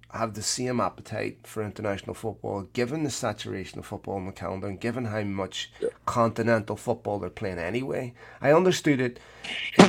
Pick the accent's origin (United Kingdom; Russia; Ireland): Ireland